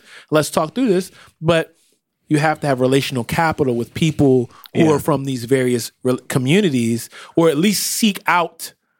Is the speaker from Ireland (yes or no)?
yes; Ireland; I mean, listen, I'm from Ireland, but if I was in America, I mean...